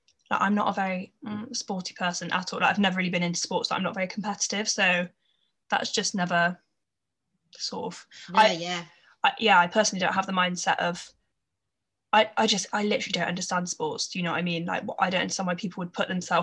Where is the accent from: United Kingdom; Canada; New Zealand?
United Kingdom; Gloucestershire, South West England; I'm from Gloucestershire